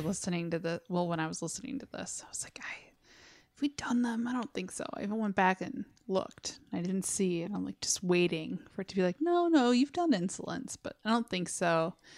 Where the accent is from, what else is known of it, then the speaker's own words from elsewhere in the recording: Westland, Michigan, United States; I grew up in Westland